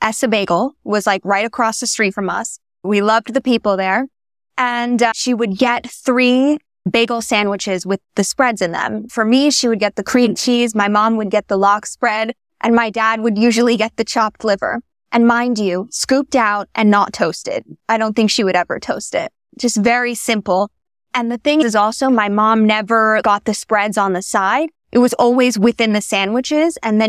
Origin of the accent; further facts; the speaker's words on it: New York City, New York, United States; We're an American Jewish family. Grew up in New York City, right in like Midtown kind of area.